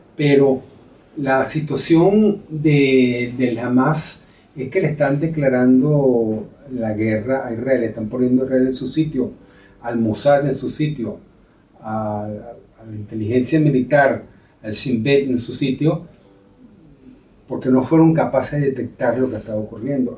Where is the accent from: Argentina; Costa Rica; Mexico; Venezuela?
Venezuela; moved away as an adult; now in Spain; como venezolano